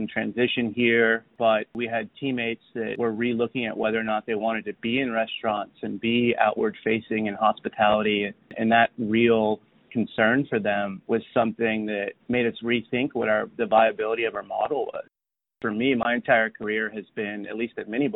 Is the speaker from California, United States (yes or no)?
no; San Antonio, Texas, United States; also born or lived in Austin, Texas / Hyde Park, New York / Washington, D.C.; I grew up in San Antonio, Texas